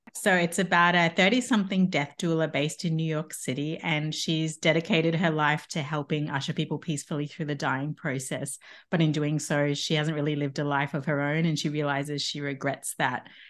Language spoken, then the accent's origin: English; Tasmania, Australia; moved away as an adult; also born or lived in Brisbane, Australia / Paris, France; I'm from Tasmania, but I went to uni in Brisbane